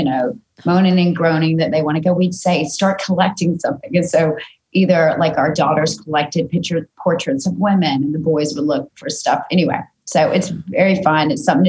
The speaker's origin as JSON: {"language": "English", "region": "Georgia", "country": "United States", "tie": "born or raised there", "moved": "yes", "said": "I'm from the deep south. I'm from Georgia and I'm the youngest of five."}